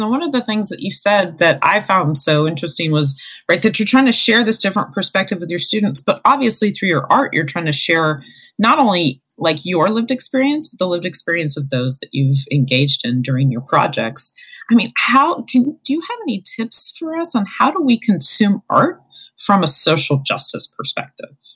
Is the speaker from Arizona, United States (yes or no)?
yes; Arizona, United States; now in Ohio, United States; my home state of Arizona